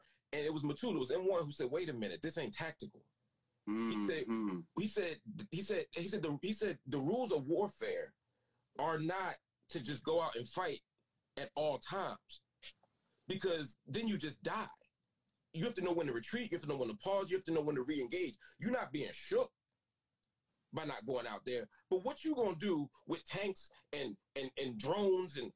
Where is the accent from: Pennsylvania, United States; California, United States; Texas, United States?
Pennsylvania, United States; Philadelphia; I was from Philly